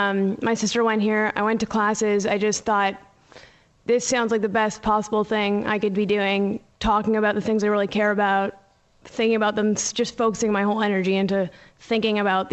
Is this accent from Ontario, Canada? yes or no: yes; Ontario, Canada; I'm like an hour from Toronto, just near the border in Ontario.